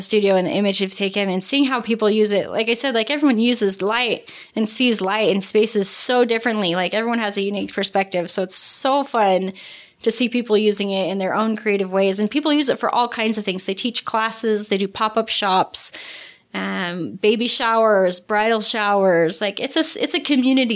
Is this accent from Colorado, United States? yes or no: no; St. George, Utah, United States; And I'm born and raised in St. George.